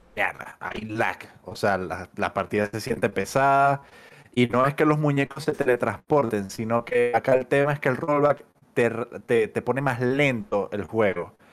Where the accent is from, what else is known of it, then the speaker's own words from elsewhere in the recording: Maracaibo, Zulia, Venezuela; moved away as an adult; now in Chile; soy de Maracaibo. Eh, tengo viviendo acá en Chile ya casi, no sé, como siete años